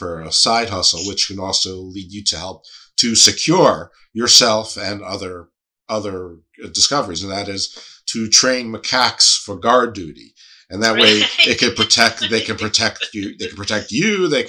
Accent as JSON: {"language": "English", "region": "Northeast", "country": "United States", "said": "I'm from the Northeast"}